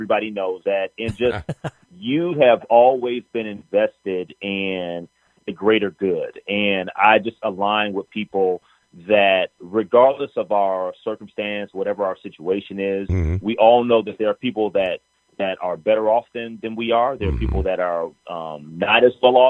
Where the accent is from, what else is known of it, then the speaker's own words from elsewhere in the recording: Minneapolis, Minnesota, United States; also born or lived in Memphis/Newport, Arkansas area; right after I was born, she ended up getting a teaching job in Minneapolis